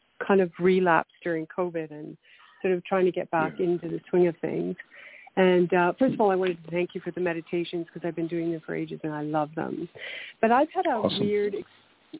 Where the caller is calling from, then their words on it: Canada; I'm calling from Canada